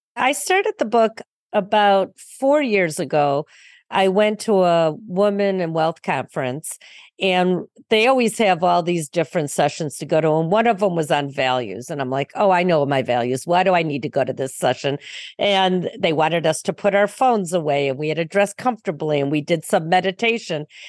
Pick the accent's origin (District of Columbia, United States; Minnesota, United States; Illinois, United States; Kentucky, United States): Illinois, United States; Highland Park; I grew up in a north suburb in Highland Park